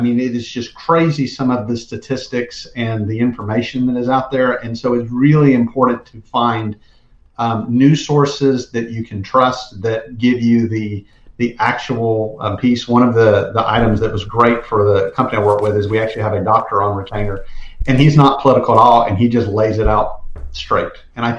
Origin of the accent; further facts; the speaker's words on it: South Georgia, United States; I was from South Georgia, and so … went to Georgia Southern, which is like a stone throw from where I grew up.